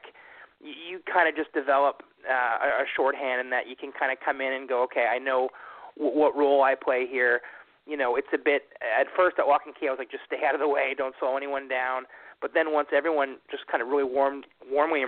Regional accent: Canada; that is my hometown up here in Canada

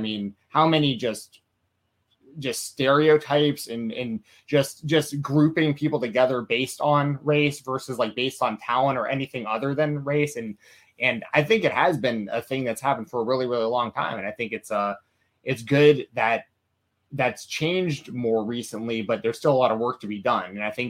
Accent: Atlanta, Georgia, United States; I'm from Atlanta.

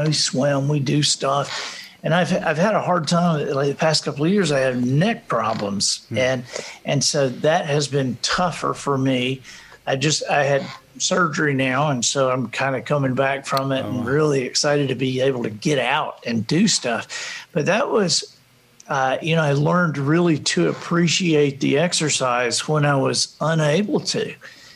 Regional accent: Alabama, United States; we're from Alabama

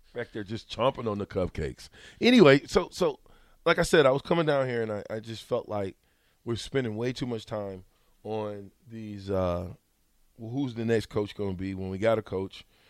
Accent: Omaha, Nebraska, United States; I'm from Omaha

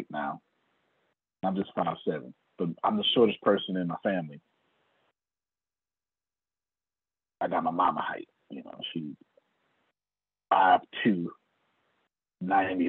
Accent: the South, United States; I'm from the South

